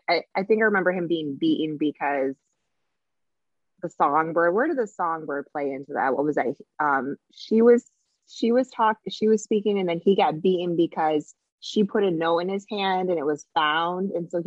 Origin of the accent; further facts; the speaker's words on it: Ohio, United States; Yeah, but I'm from Ohio, so I'm a little bit trashy, right?